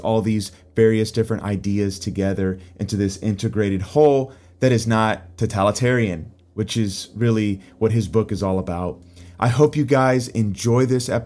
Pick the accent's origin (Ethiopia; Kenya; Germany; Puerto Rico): Puerto Rico; I'm originally from Puerto Rico